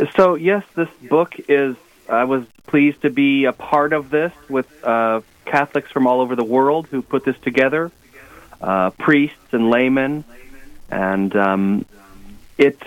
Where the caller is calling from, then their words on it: Los Angeles, California, United States; I'm calling you from Los Angeles